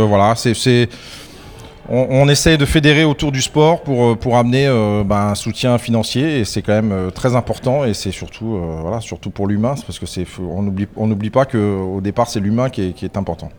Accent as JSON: {"language": "French", "country": "Madagascar", "said": "je viens de Madagascar"}